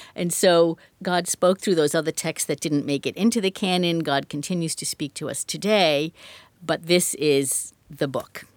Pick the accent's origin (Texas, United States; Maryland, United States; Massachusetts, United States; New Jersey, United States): Massachusetts, United States; Medford; also born or lived in New York / Washington, D.C. / Westford, Massachusetts / Leicester, Massachusetts; now in Franklin, United States; I grew up in Medford, and for most of my life, I've been a Massachusetts person